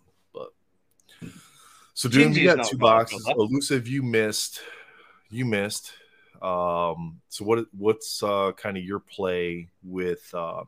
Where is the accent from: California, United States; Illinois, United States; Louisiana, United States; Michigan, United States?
Michigan, United States; accent: American; we're from Michigan.